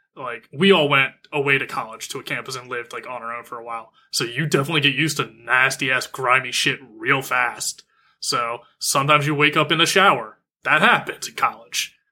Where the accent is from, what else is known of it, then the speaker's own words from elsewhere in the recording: United States; I'm American